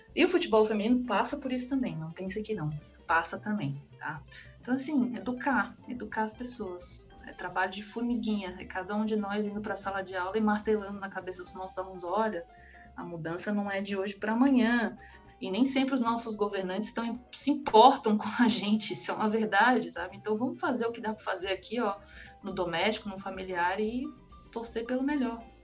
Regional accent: Tocantinópolis, Tocantins, Brazil; moved away; lá na minha cidade tem uma escolinha de um grande clube do, do Rio de Janeiro, é uma cidade de 20 mil habitantes, mas tem

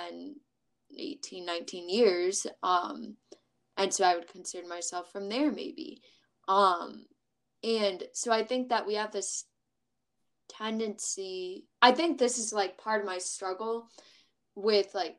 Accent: Minnesota, United States; moved away as an adult; now in Michigan, United States; I'm from Minnesota

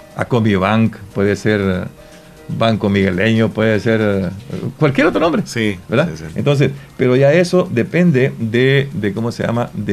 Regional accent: Santa Rosa de Lima, La Unión, El Salvador; yo me siento orgulloso como limeño

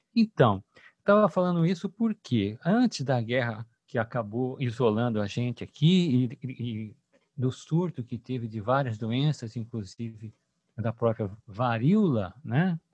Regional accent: Cuiabá, Mato Grosso, Brazil; accent: cuiabano; also born or lived in São Paulo / Rio de Janeiro; Eu sou cuiabano, nasci aqui, a minha mãe é de Minas Gerais e fui estudar em São Paulo e depois no Rio de Janeiro.

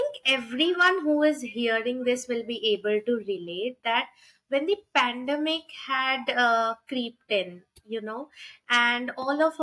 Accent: India; now in Delhi, India; from India. Currently, I'm residing in Delhi. I have just shifted here

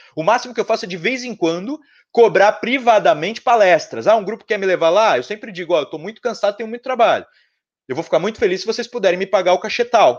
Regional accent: São Paulo, Brazil; Eu sou de São Paulo

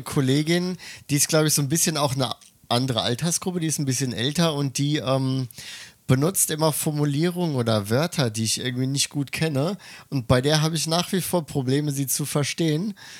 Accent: Germany; moved away as an adult; now in Tokyo, Japan; ich bin ja kein Muttersprachler, ich bin ja Deutscher

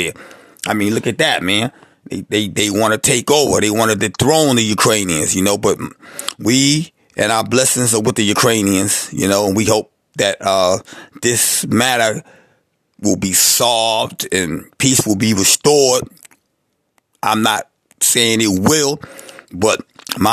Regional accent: New York City, New York, United States; I'm originally from the South Bronx

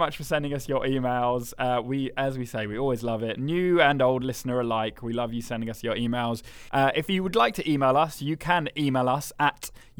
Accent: Denmark; English is a second language; To choose one favourite from Sweden and my home country Denmark was quite difficult.

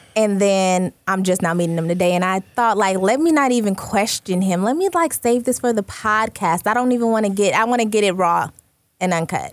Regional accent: California, United States; moved away as an adult; now in Phoenix, United States; Originally from California. Um, been out here in Phoenix for, what, six years?

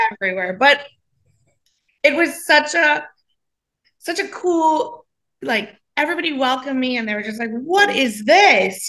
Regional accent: Trinidad & Tobago; now in Coral Springs, United States; I grew up in the islands. I grew up in Trinidad

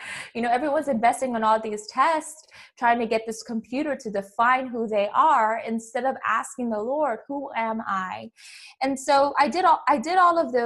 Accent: Hawaii, United States; moved away; I'm from Hawaii

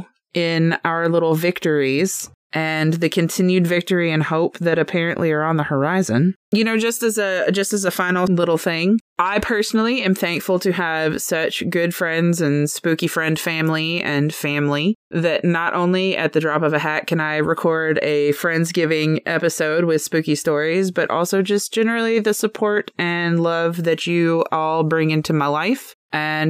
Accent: United States; we're American

